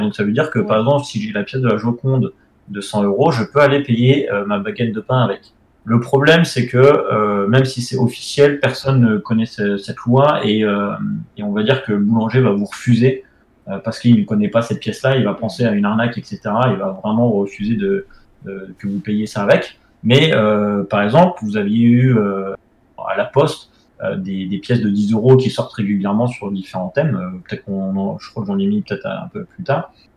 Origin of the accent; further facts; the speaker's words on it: France; on est français